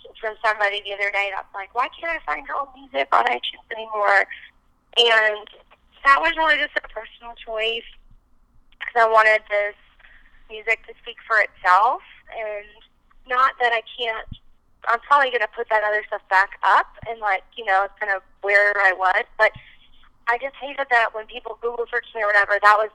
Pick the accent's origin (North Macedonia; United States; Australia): United States; East Coast; also born or lived in Nashville; now in Los Angeles, United States; growing up in the East Coast